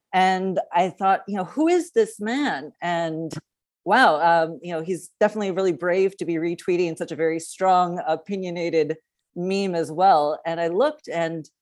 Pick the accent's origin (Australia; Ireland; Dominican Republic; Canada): Canada; now in United States; I am a Canadian that lives in the United States